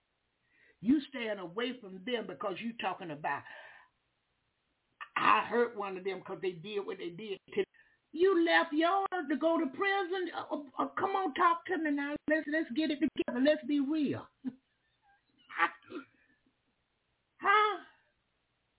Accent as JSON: {"language": "English", "area": "Duval County", "region": "Florida", "country": "United States", "said": "I'm from Duval County"}